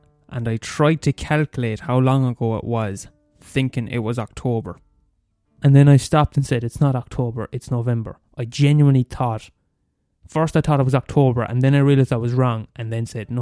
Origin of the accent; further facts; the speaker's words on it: Limerick, Munster, Ireland; I was born in the fucking maternity hospital in Limerick, and I'm from Skeeton, and I live in Skeeton all my life